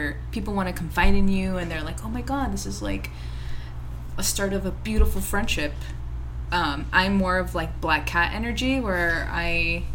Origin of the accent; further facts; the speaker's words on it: Los Angeles, California, United States; Born and raised LA.